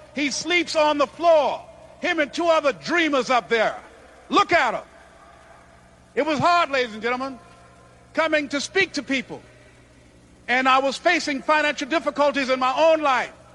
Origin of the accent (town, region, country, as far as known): Miami, Florida, United States; born or raised there